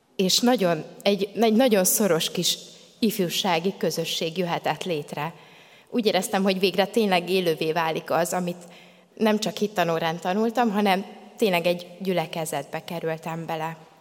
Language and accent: Hungarian; Soltvadkert, Bács-Kiskun, Hungary; moved away as an adult; now in Kecskemét, Hungary; a Soltvatkerti gyülekezetben öm, szolgáltam, illetve voltam tag